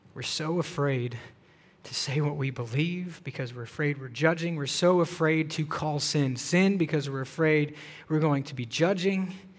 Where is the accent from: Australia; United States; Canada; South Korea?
United States; the South; moved away; I grew up in the South